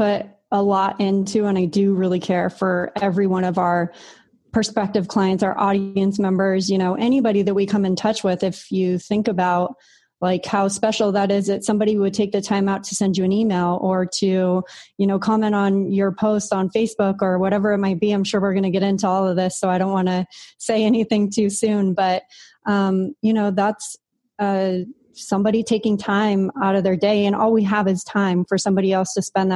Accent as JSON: {"language": "English", "town": "San Diego", "region": "California", "country": "United States", "tie": "born or raised there", "moved": "as an adult", "lives_now": "Puerto Rico", "said": "I grew up in San Diego, and my family's in San Diego"}